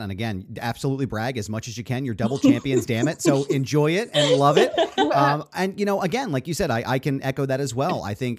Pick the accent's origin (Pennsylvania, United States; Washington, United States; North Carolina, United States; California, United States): Pennsylvania, United States; Philadelphia; I'm from Philadelphia